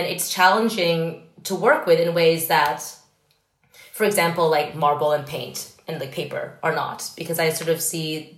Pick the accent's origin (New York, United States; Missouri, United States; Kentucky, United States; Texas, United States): New York, United States; growing up in New York